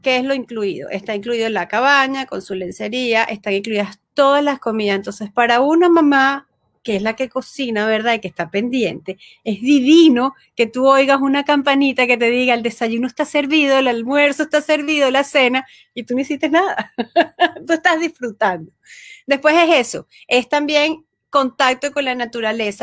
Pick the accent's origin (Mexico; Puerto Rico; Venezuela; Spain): Venezuela; moved away as an adult; now in United States; yo soy venezolana, estudio psicopedagogía, 10 eh, años en Venezuela